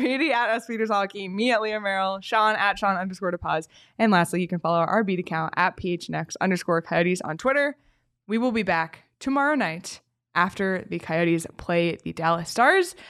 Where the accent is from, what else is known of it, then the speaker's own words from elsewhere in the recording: Canada; moved away; as a Canadian